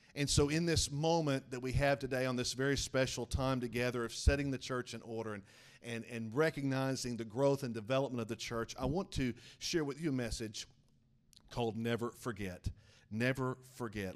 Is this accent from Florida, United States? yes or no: no; Oklahoma, United States; moved away; I'm a youth pastor back in my hometown of Oklahoma